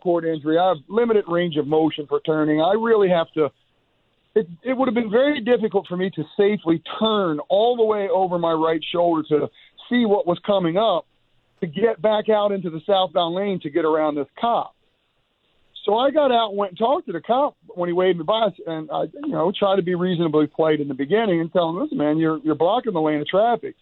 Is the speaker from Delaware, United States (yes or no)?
yes; Smyrna, Delaware, United States; we're from Smyrna